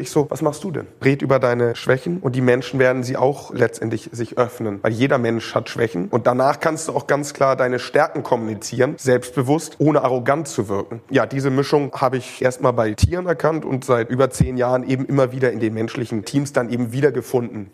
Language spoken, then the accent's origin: German; Hamburg, Germany; Also ich bin ganz normal in Hamburg groß geworden